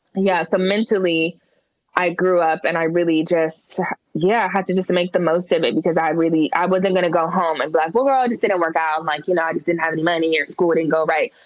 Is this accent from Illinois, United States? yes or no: no; Oakland, California, United States; moved away as an adult; also born or lived in Berkeley / San Francisco; now in Atlanta, United States; I was born in Berkeley, raised in Oakland started college in San Francisco and then moved to Atlanta in 2009.